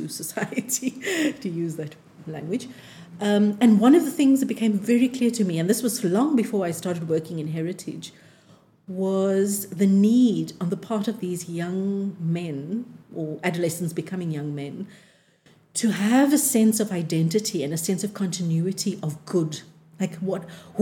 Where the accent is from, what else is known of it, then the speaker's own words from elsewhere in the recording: Cape Town, Western Cape, South Africa; we were growing up in Athlone, so growing up on the Cape Flats